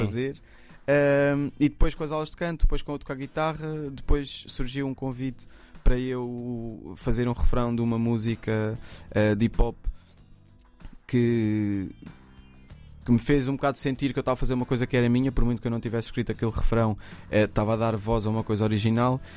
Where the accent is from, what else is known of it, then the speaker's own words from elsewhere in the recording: Mem Martins, Lisbon, Portugal; eu, eu cresci na Brinheira, em Mem Martins